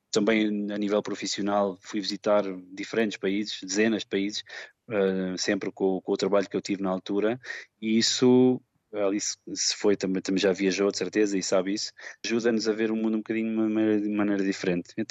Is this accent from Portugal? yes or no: yes; Portugal; moved away as an adult; now in Arad, Romania; porque se calhar quando saí de Portugal a primeira vez não sabia muito o que é que queria ainda